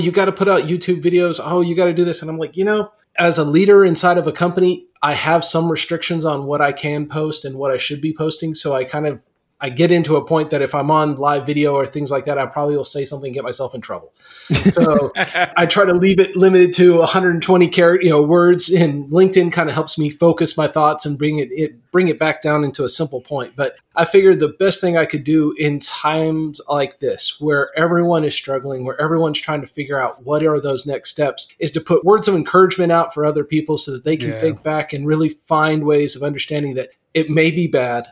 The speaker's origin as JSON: {"language": "English", "town": "Greeley", "region": "Colorado", "country": "United States", "tie": "born or raised there", "also_born_or_lived": "Big Spring, Texas", "moved": "yes", "lives_now": "Midland, United States", "said": "I grew up in Greeley"}